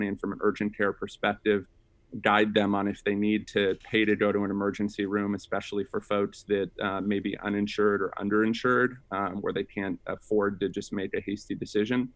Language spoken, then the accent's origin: English; Sacramento, California, United States; I grew up in Sacramento, California, with a single mom